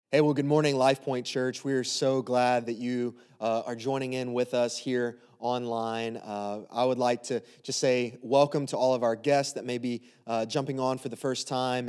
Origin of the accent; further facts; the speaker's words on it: the South, United States; moved away as an adult; also born or lived in Baton Rouge, Louisiana; now in Westerville, Ohio, United States; We grew up in the South